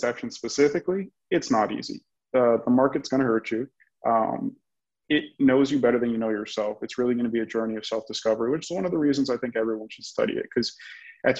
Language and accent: English; Miami, Florida, United States; I'm born and raised in Miami, Florida, where I still live today